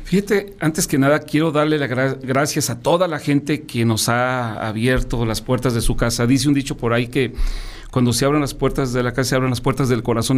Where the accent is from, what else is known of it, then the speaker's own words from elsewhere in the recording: León, Guanajuato, Mexico; aquí a nuestra ciudad, a nuestro estado